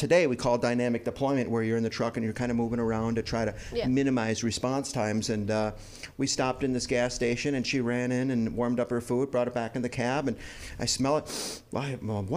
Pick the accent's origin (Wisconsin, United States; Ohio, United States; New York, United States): Wisconsin, United States; now in Volusia County, Florida, United States; I was back in Wisconsin. That's why I talk funny